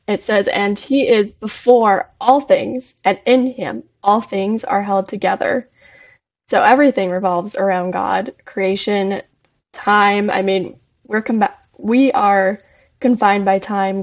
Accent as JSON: {"language": "English", "region": "Arizona", "country": "United States", "said": "I am from Arizona"}